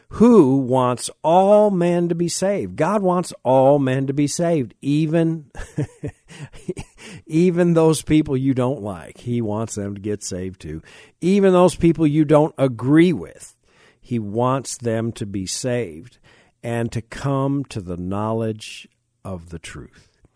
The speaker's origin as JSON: {"language": "English", "country": "United States", "said": "I am a Christian before I'm an American"}